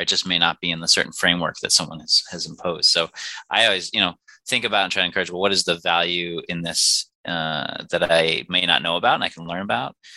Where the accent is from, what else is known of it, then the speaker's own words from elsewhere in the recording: Finger Lakes region, New York, United States; I hail from the Finger Lakes region in New York